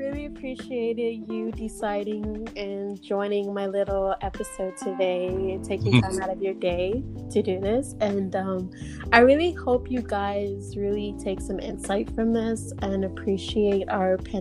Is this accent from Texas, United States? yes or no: no; Missouri, United States; now in San Antonio, United States; I live here, but I'm from Missouri